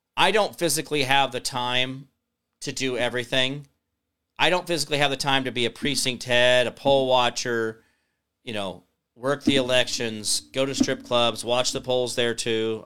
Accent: Phoenix, Arizona, United States; now in Kansas, United States; I was born in Phoenix

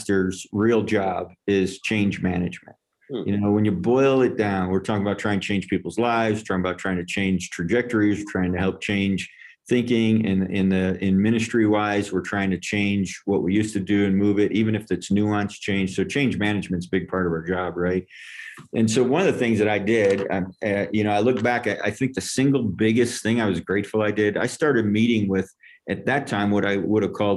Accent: upstate New York, United States; now in Longmont, Colorado, United States; I'm from New York, upstate

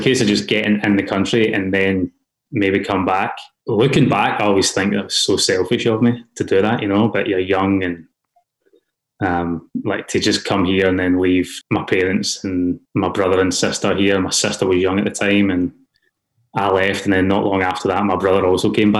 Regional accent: Glasgow, Scotland, United Kingdom; accent: Scottish; moved away as an adult; now in Australia; growing up in Glasgow

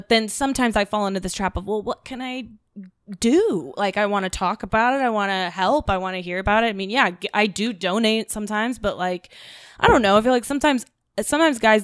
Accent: Lakeland, Florida, United States; moved away; I'm from Florida

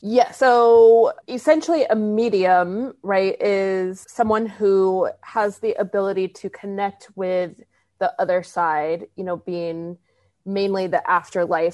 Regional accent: Arizona, United States; I grew up in Arizona

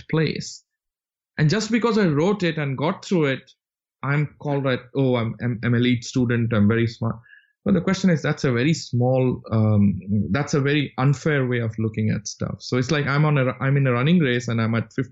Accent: Rourkela, Odisha, India; moved away as an adult; also born or lived in Bangalore / Calcutta / United States; I was born in the city of Bangalore, but I grew up mostly in the city of Rourkela

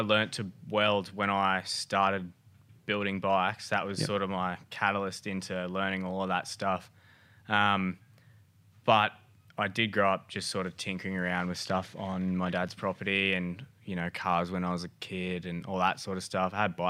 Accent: Gold Coast, Queensland, Australia; I'm a bloke from the Gold Coast that has a little custom shop, purpose-built Moto.

